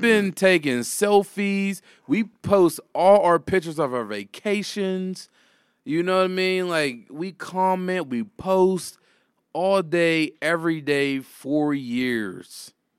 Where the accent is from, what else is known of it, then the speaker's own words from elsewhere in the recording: Homewood, United States; I grew up in Homewood, like, I'm in the hood